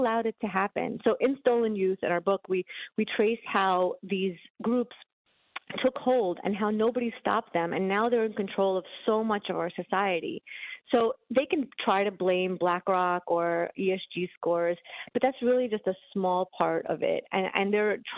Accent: New York City, New York, United States; I grew up in New York City. I grew up in Brooklyn.

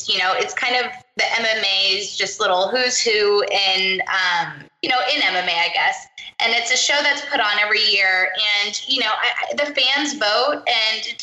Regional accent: Las Vegas, Nevada, United States; I grew up in Las Vegas

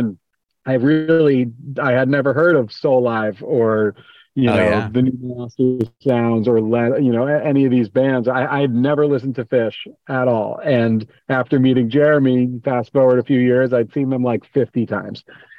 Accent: Port Washington, New York, United States; now in Maryland, United States; That's right. Yep. Port Washington, New York, on the north shore of Long Island, not too far from the city. And it was a good place to live. I like living in Maryland now, but it all started in New York.

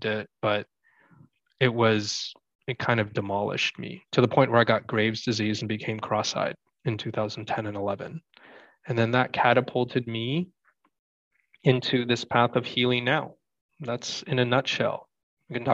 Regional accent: Canada; moved away as an adult; also born or lived in Toronto, Canada / Vancouver, Canada; I grew up in Toronto, Canada, and Vancouver, Canada as well.

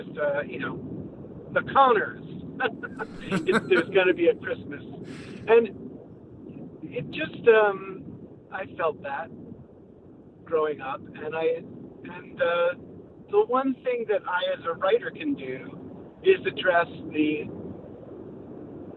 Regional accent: Long Island, New York, United States; moved away; the place that I grew up on Long Island. I had a wonderful childhood

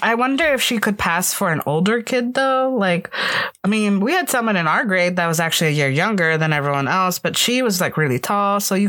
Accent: Florida, United States; moved away as an adult; I came from Florida

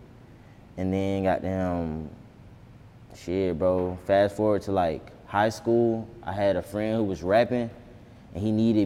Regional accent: Atlanta, Georgia, United States; growing up on Boulevard was just, like, bro, this shit was just hell

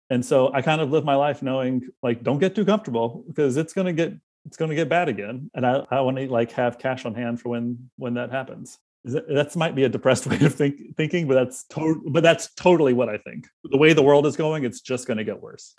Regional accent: South Carolina, United States; moved away; Brandon and I are both from South Carolina

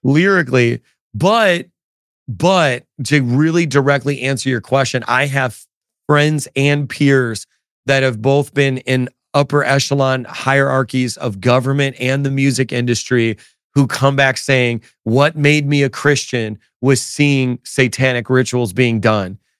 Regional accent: Chicago, Illinois, United States; now in New York City, United States; I'm originally from Chicago area

